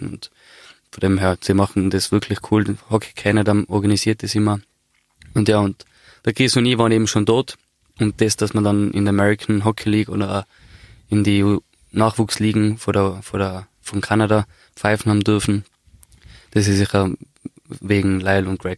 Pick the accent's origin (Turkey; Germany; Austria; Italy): Austria; und ja, eben nach 23 Jahren als Österreicher dahin fahren zu dürfen, hat mich sehr geehrt